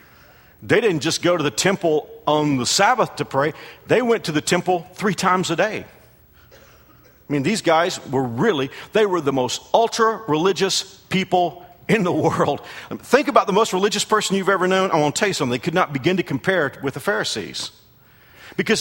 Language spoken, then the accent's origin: English; United States; as an American